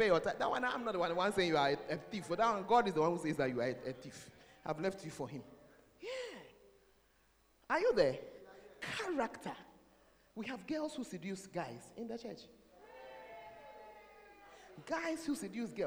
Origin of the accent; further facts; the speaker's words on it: Ghana; I'm a Ghanaian.